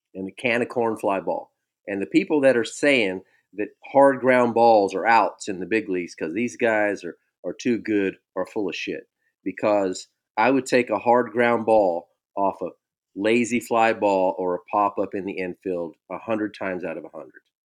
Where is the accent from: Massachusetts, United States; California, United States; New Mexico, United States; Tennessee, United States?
California, United States; Bay Area; Growing up in the Bay Area